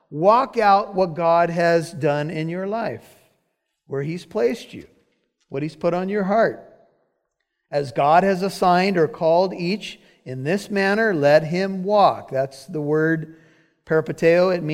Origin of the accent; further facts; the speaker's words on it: Corona, California, United States; I'm from Corona, California